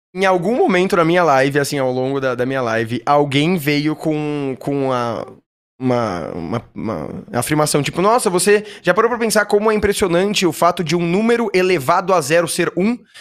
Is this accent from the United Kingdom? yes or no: no; São Paulo, Brazil; eu sou nascido e, e morei a minha vida inteira em São Paulo